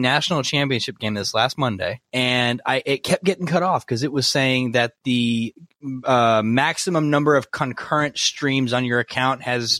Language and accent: English; Fort Worth, Texas, United States; Born and raised in Fort Worth.